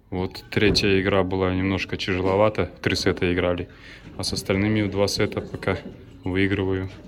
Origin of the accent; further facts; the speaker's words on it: Cheboksary, Chuvashia, Russia; я из Чувашии, города Чебоксар.